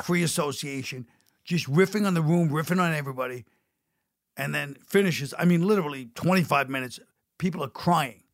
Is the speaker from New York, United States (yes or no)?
yes; New York City, New York, United States; I'm from Brooklyn